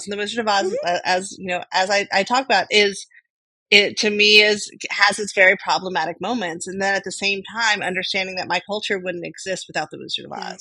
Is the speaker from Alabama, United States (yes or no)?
no; Burlingame, California, United States; I grew up on the other side of the peninsula. I grew up in Burlingame.